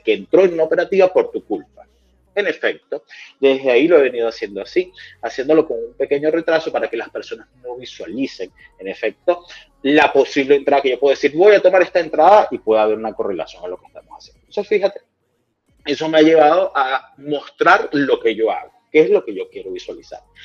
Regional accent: Venezuela; soy venezolano

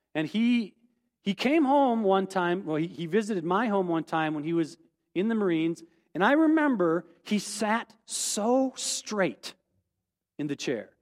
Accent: rural South Dakota, United States; as a kid growing up in, in rural South Dakota

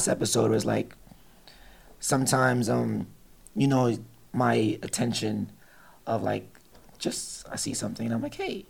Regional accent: Jamaica; I mean, I'm like Jamaican

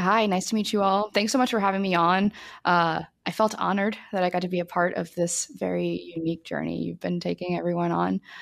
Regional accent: New Orleans, Louisiana, United States; moved away; I grew up in New Orleans

